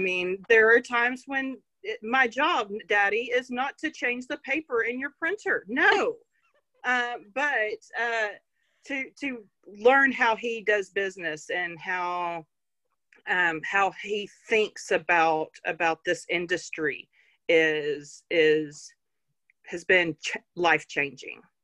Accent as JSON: {"language": "English", "town": "Fort Worth", "region": "Texas", "country": "United States", "tie": "born or raised there", "said": "I grew up on a ranch just north of Fort Worth."}